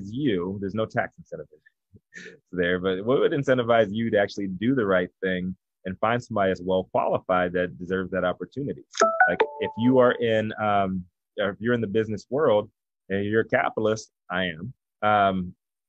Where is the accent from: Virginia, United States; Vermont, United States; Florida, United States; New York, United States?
Virginia, United States; now in Los Angeles, United States; I'm from Virginia